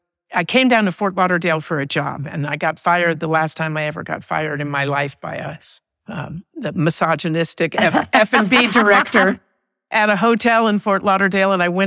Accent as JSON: {"language": "English", "town": "Paris", "region": "Île-de-France", "country": "France", "tie": "born or raised there", "lives_now": "United States", "said": "We moved back to the United States after I was raised in Paris. So a very fantastic experience."}